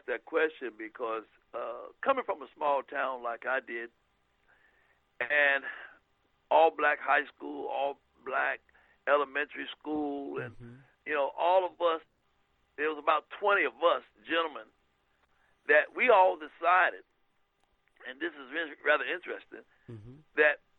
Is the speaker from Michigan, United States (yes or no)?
no; New Bern, North Carolina, United States; my hometown of New Bern